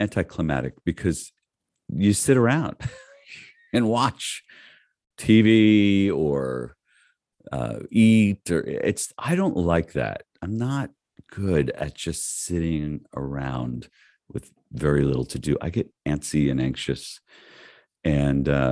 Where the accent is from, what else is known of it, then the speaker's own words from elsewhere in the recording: North Miami Beach, Florida, United States; when I was a kid, I was raised in North Miami Beach.